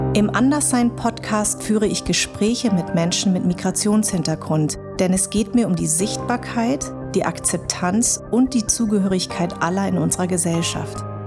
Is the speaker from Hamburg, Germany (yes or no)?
no; Darmstadt, Hesse, Germany; born or raised there